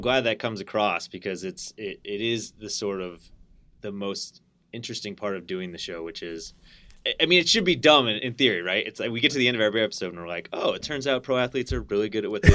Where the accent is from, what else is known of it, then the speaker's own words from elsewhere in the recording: Connecticut, United States; I grew up in Connecticut